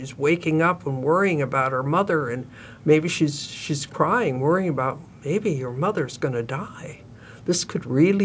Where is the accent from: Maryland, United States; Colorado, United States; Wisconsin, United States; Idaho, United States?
Wisconsin, United States; northern; I grew up in Wisconsin, so that was kind of a natural, not in Milwaukee, but northern